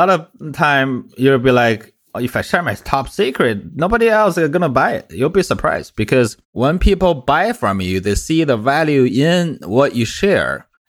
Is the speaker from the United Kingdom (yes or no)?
no; China; now in United States; I came from China about 11, 12 years ago.